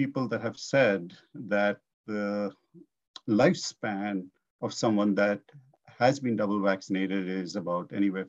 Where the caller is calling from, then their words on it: Surrey, British Columbia, Canada; I'm in Surrey, BC.